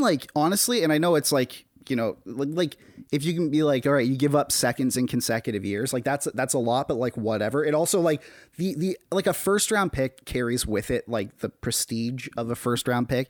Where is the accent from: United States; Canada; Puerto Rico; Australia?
Canada